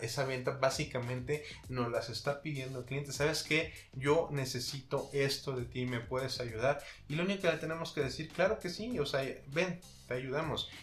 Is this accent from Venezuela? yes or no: no; Mexico; nosotros como mexicanos